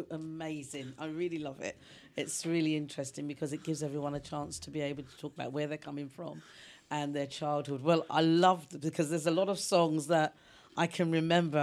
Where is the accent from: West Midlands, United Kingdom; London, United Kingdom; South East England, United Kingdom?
London, United Kingdom; I was born around Stoke Newington